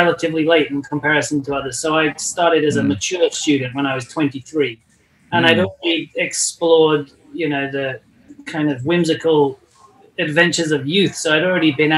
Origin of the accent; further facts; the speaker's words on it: England, United Kingdom; now in Los Angeles, United States; I come from England, currently live in Los Angeles